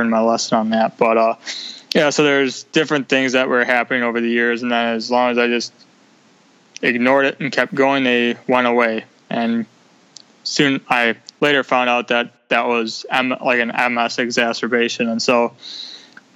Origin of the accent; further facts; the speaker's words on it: Milwaukee, Wisconsin, United States; I'm from Milwaukee, Wisconsin